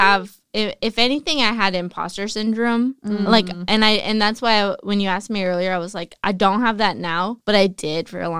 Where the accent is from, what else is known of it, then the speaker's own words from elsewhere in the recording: Salinas, California, United States; now in Los Angeles, United States; I lived down the block, but like my school was. My favorite thing I would talk about in LA is like growing up in Salinas. Kids are mean here.